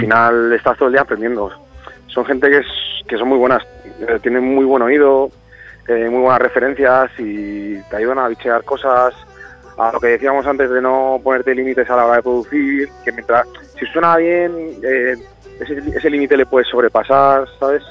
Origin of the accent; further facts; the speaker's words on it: Aranda de Duero, Castile and León, Spain; Soy de Burgos, de Aranda de Duero.